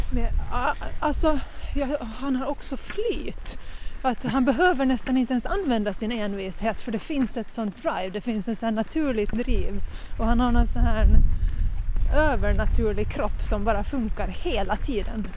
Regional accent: Jomala, Åland Islands; Jag är från Åland, från Jomala

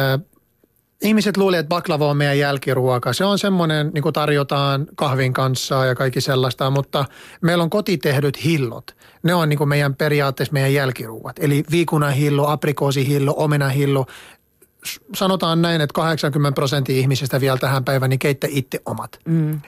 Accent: Lebanon; Finnish is a second language; moved away as an adult; now in Finland; maitotuotteita meillä päin syödään niin kuin juustoina ja, ja jogurttina ja kaikki sellaista, mutta ei niin usein ruoanlaitossa

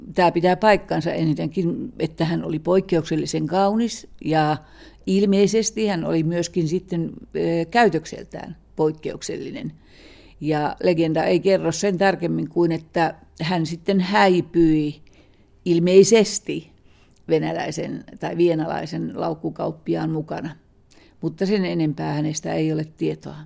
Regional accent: Kainuu, Finland; me molemmat olemme kainuulaisia

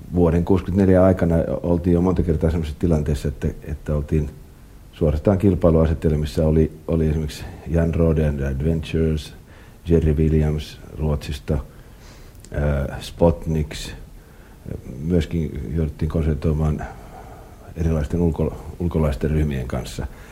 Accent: Helsinki, Uusimaa, Finland; born or raised there; also born or lived in Pori / Rauma

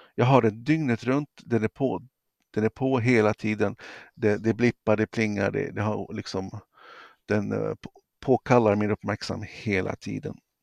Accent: Sweden; som svensk

